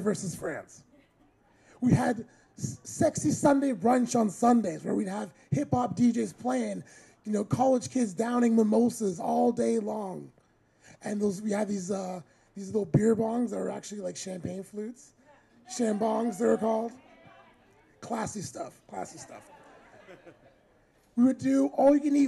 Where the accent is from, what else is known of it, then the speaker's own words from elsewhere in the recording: United States; moved away; as an American